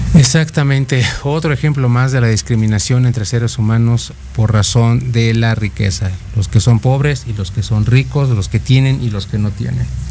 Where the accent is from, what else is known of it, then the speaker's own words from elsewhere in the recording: Mexico; los mexicanos